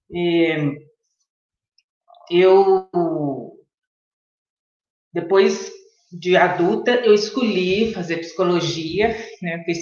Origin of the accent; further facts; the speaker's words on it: Belo Horizonte, Minas Gerais, Brazil; eu sou de Belo Horizonte, atualmente há 17 anos moro fora de Belo Horizonte, mas vivo em Belo Horizonte.